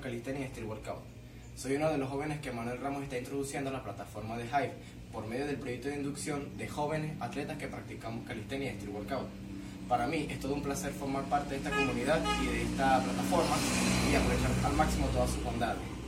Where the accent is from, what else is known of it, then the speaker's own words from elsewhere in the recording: Falcón, Venezuela; soy del estado Falcón